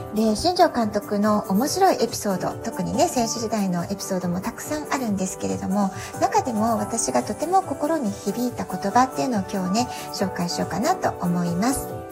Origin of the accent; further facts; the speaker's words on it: Kyushu, Japan; moved away as an adult; now in San Diego, United States; 自分の出身地である、えー、九州